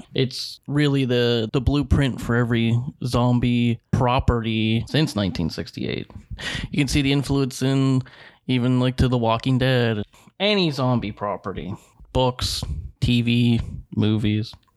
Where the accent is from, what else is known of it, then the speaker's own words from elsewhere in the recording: Pittsburgh, Pennsylvania, United States; Yeah, we're from the South Hills.